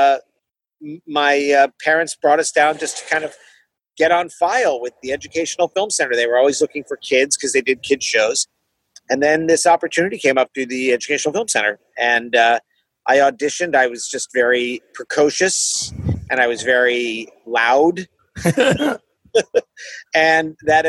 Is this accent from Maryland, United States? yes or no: yes; Maryland, United States; also born or lived in Passaic, New Jersey / Flanders, New Jersey; I grew up in Maryland mostly, but I was born in Jersey